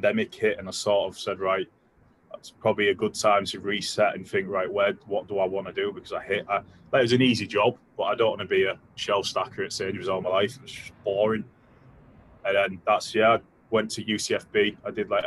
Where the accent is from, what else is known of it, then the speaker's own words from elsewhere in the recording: York, Yorkshire and the Humber, United Kingdom; I'm from York.